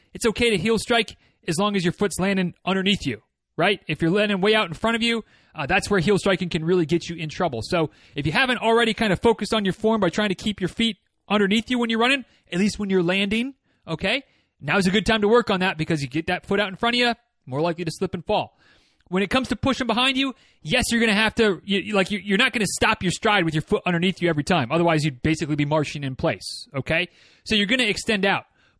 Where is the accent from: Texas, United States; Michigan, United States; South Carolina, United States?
Michigan, United States; moved away as an adult; I'm from the North, grew up in northern Michigan, spent 18 winters there before I'd had enough and said, I'm going to go to college in Florida